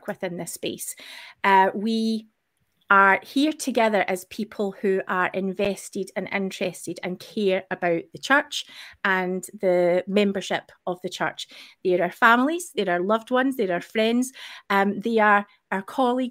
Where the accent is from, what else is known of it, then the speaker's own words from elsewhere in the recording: Scotland, United Kingdom; as a Scottish person